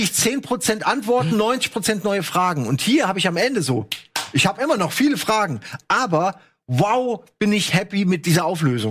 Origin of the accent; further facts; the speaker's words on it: Germany; ich als, als Deutscher